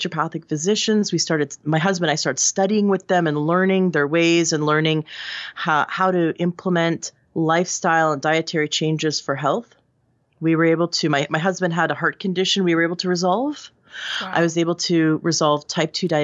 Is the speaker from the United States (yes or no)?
no; Toronto, Ontario, Canada; This is where I grew up in Canada.